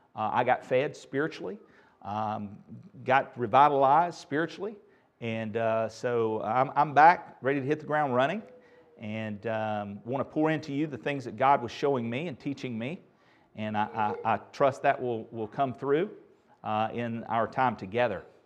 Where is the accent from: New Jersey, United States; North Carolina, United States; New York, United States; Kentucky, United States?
North Carolina, United States; Asheboro; my first speaking engagement was in my hometown of Asheboro